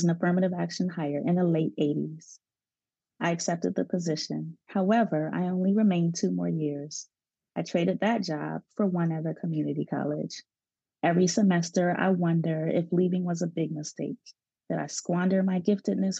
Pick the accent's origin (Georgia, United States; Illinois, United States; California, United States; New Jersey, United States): Illinois, United States; Chicago; growing up in Chicago, one of the ways to integrate schools was to have a magnet program, which is what I went through.